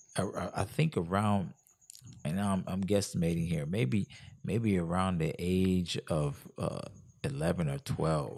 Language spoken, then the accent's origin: English; Jamaica; moved away; I'm from Jamaica